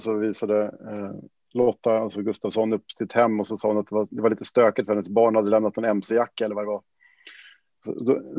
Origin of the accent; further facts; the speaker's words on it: Sweden; som man som svensk